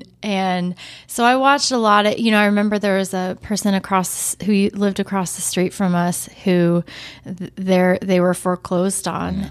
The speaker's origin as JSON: {"language": "English", "town": "Portland", "region": "Oregon", "country": "United States", "tie": "born or raised there", "said": "I was actually born and raised in Portland."}